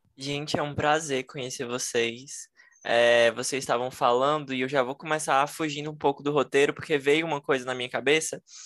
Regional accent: Fortaleza, Ceará, Brazil; Eu sou de Fortaleza.

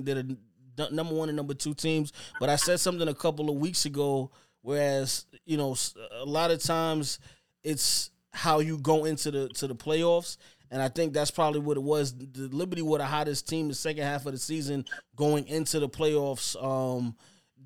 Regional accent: New York, United States; I'm from New York

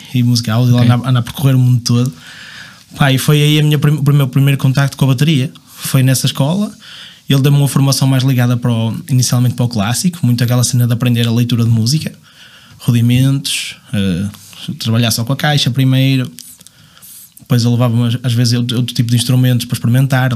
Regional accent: Marco de Canaveses, Porto District, Portugal; sou de Marca Naveses

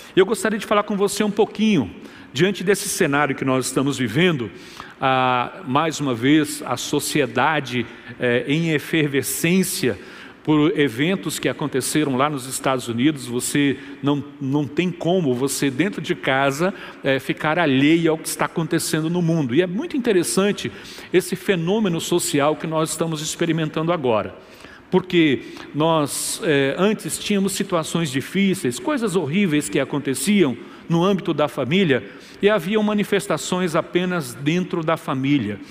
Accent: Salvador, Bahia, Brazil; Nós somos brasileiros, baianos, soteropolitanos, no nosso caso aqui de Igreja Batista Metropolitana

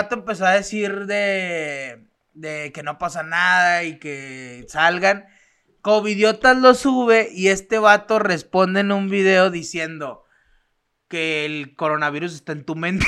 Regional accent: Mexico; also born or lived in Torreón; somos mexicanos

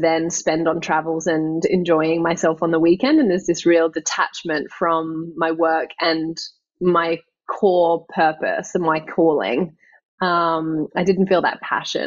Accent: Australia; moved away as an adult; now in London, United Kingdom; growing up in Australia

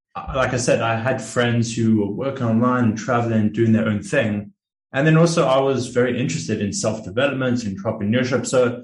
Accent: South Africa; born there; moved away; So I'm a South African born, but I've been traveling and working online for about 5 years now, you could say.

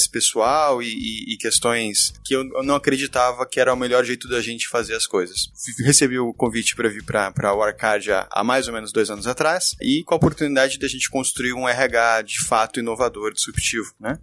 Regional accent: Curitiba, Paraná, Brazil; now in São Paulo, Brazil; eu também sou curitibano

